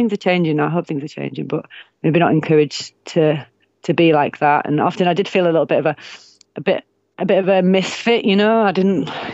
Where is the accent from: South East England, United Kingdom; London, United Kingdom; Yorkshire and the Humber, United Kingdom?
Yorkshire and the Humber, United Kingdom; Bradford; now in Northumberland, United Kingdom; I'm from Bradford